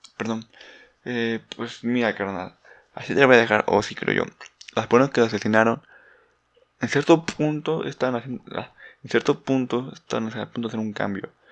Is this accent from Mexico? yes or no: yes; Mexico; no soy muy conocido en mi país